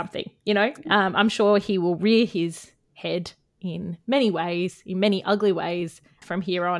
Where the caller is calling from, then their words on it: New South Wales, Australia; I am joining you guys from Bundjalung country today.